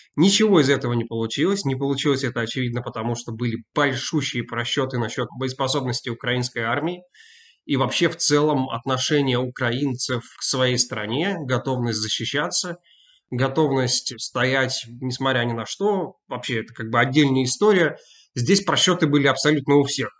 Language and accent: Russian; Novosibirsk, Novosibirsk Oblast, Russia; now in Glasgow, United Kingdom; я сам родом из Новосибирска